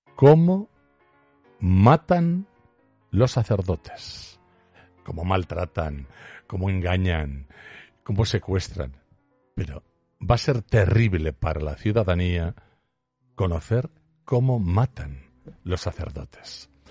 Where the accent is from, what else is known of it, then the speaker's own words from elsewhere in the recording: Aragon, Spain; solo soy un zapatero aragonés